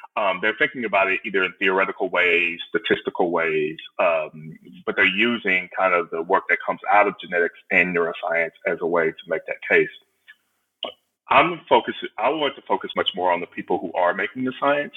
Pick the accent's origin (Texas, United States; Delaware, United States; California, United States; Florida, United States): Texas, United States; Houston; I'm originally from Houston, uh, Texas, or right outside of Houston, Texas